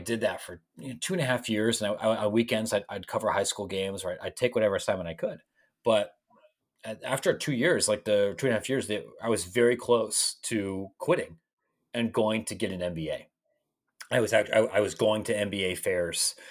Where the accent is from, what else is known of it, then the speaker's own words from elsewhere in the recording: Licking County, Ohio, United States; moved away; I grew up in a place called Licking County, which I didn't realize was something that people would make fun of until I, I, I, moved away